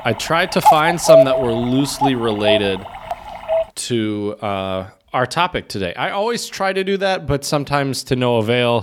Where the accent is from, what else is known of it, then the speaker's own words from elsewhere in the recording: Michigan, United States; As a Midwesterner and, you know, spent, what, twenty-five of my twenty-seven years in Michigan